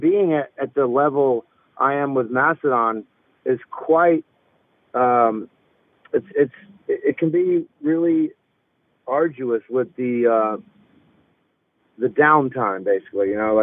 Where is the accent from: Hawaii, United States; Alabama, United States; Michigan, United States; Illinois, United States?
Alabama, United States; I come from Alabama and I grew up on this kind of music